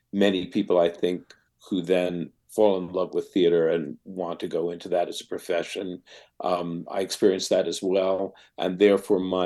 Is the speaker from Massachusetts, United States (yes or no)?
no; Long Island, New York, United States; I grew up on Long Island, relatively proximate to New York City